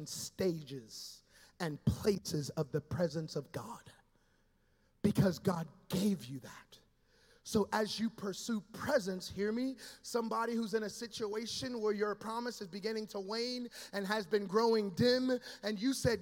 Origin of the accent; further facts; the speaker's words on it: Dayton, Ohio, United States; also born or lived in Florida; now in Southern Florida, United States; grew up in Ohio. I'm a Dayton kid.